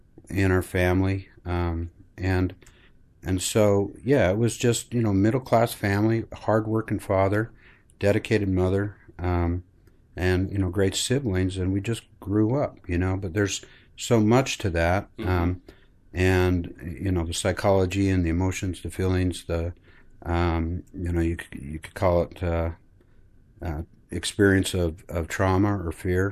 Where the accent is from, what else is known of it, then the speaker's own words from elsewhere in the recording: Granger, Utah, United States; I grew up here in Salt Lake, actually Granger, Utah, and Granger, a family, mother, father, brother, sister.